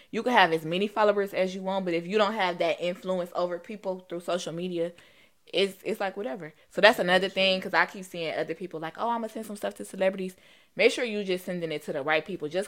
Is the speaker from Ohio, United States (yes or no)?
yes; Cleveland, Ohio, United States; I'm from Cleveland.